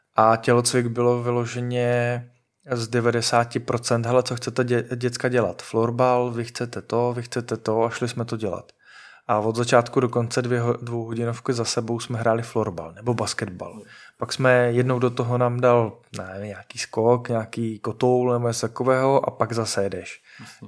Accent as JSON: {"language": "Czech", "region": "Moravia", "country": "Czechia", "said": "jsme Moraváci a jsme na Moravě"}